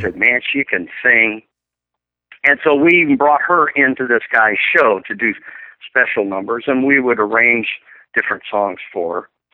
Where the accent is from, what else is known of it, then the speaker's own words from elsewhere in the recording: Glendale, Arizona, United States; moved away as an adult; also born or lived in Hawaii; went back to my hometown of Glendale, Arizona